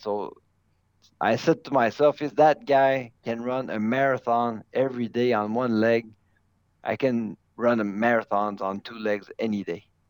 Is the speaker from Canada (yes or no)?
yes; Canada; As a Canadian, I have an advantage of knowing what it's like to run on snow